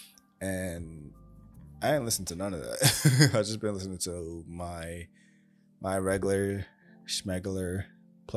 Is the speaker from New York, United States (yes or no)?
yes; New York, United States; obviously I'm from New York